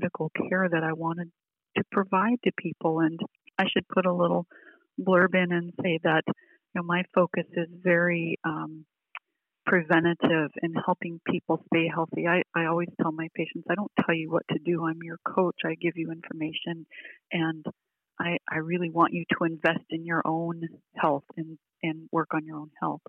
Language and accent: English; Bristol Bay, Alaska, United States; I grew up in Bristol Bay